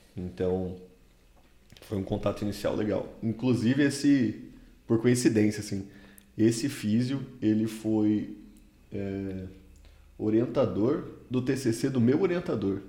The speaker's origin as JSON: {"language": "Portuguese", "town": "Campo Grande", "region": "Mato Grosso do Sul", "country": "Brazil", "moved": "yes", "said": "sou original de Campo Grande, no Mato Grosso do Sul, fiz minha graduação lá"}